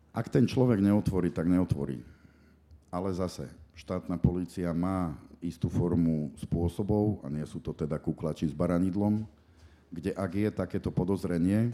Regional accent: Košice, Košice Region, Slovakia; moved away as an adult; now in Bratislava, Slovakia; som Košičan a som na to hrdý

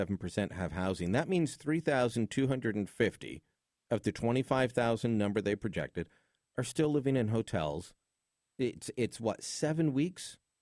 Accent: Hamilton, Ontario, Canada; my hometown of Hamilton. A little gritty, a little industrial. It's got a CFL team. Stadium not in the best part of town.

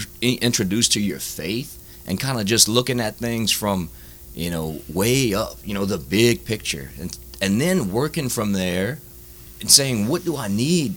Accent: Baldwin, United States; I grew up in Baldwin, big family, big Catholic

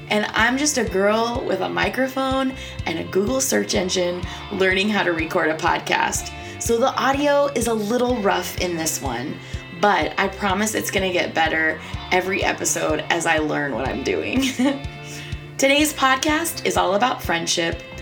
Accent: Indiana, United States; moved away as an adult; now in Orlando, United States; I grew up in Indiana with these two. Um, and then when I was about 26 years old, I moved to Orlando.

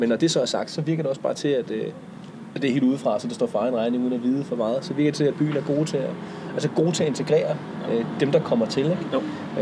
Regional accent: Humlebæk, Capital Region of Denmark, Denmark; Humlebæk, hvor jeg er vokset op

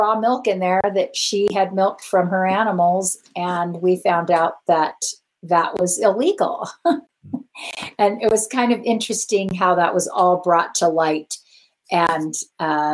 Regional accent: Los Angeles, California, United States; moved away as an adult; also born or lived in Cedar City, Utah; now in Utah, United States; I'm from Los Angeles

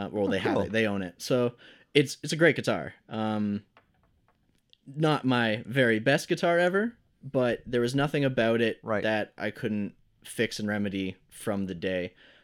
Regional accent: Brampton, Ontario, Canada; I wasn't used to that growing up in Brampton, where the music scene is struggling a lot and you have to really push for things.

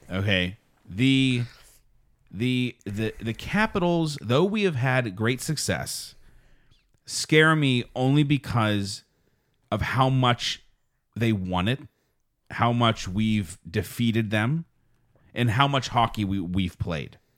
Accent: Pittsburgh, Pennsylvania, United States; also born or lived in Wisconsin; I am from Pittsburgh

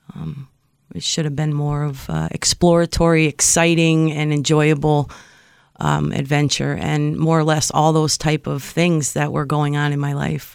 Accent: Springfield, United States; I grew up in Springfield

